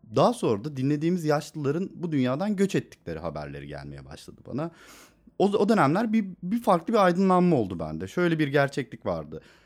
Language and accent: Turkish; Istanbul, Turkey; Benim bütün çocukluğum sokaklarda geçti.